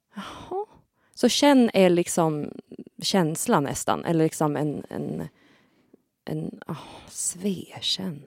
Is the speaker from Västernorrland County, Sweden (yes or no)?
yes; Kramfors, Västernorrland County, Sweden; jag är från Kramfors, men jag kan inte prata Kramforsmål